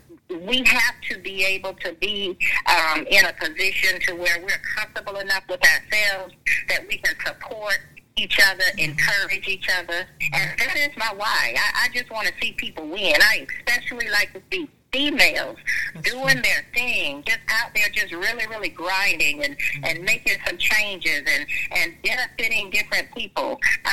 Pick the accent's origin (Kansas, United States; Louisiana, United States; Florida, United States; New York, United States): Florida, United States; Jacksonville; now in Belle Glade, United States; I am from Jacksonville, Florida. Born and raised there, went to school in Jacksonville, Florida, and then eventually moved further south to Belgrade area.